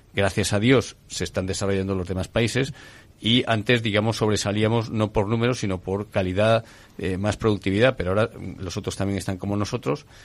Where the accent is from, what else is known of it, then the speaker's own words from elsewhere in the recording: Asturias, Spain; yo soy asturiano de nacimiento